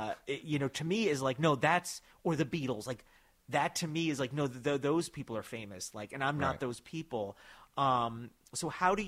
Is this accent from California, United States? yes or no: no; New York, United States; also born or lived in New Jersey; Because, all right, I grew up in New York, and I was, you know, born in New Jersey, and I've always lived about an hour outside of the city.